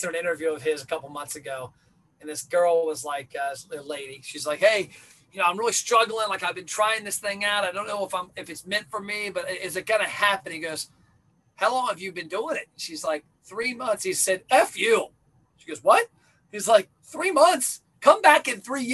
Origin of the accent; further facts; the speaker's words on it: Kentucky, United States; I'm from Kentucky.